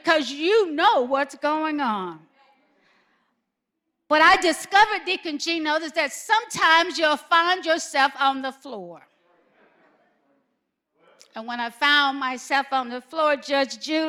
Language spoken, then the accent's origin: English; Alabama, United States; I'm from Alabama.